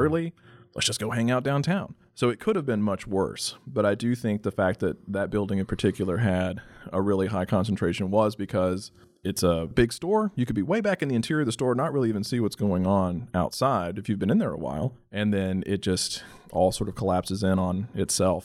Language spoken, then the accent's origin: English; Texas Panhandle, United States; I'm from the Texas Panhandle